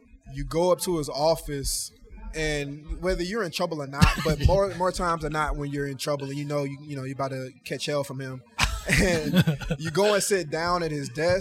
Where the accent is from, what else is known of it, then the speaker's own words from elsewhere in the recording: Atlanta, Georgia, United States; moved away as an adult; also born or lived in Miami; now in Las Vegas, United States; I'm from Atlanta